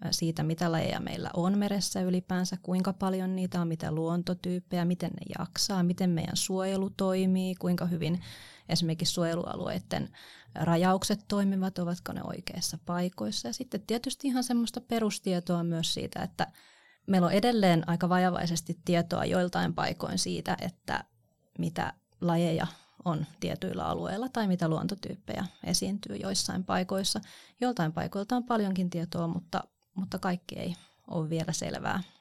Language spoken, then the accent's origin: Finnish; Kotka, Kymenlaakso, Finland; rakas kotikaupunkini. Siellä olen syntynyt ja siellä olen kasvanut.